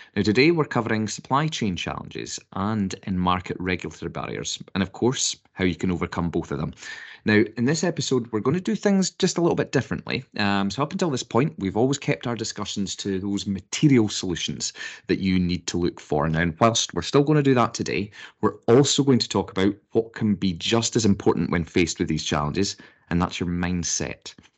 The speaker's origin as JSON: {"language": "English", "country": "United Kingdom", "said": "being British"}